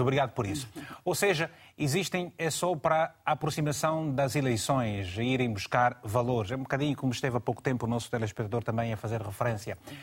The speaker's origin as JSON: {"language": "Portuguese", "country": "Angola", "said": "na minha terra em Angola"}